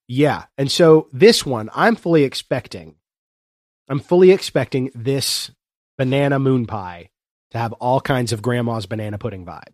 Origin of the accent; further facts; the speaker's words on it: Chesapeake, Ohio, United States; I am, uh, born and raised in the Southern Ohio foothills region of the Appalachian Mountains